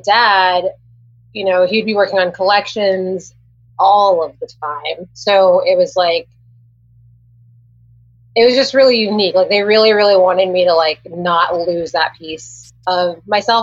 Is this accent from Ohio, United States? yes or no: no; Los Angeles, California, United States; moved away as an adult; also born or lived in Santa Barbara; now in Orlando, United States; I grew up in Los Angeles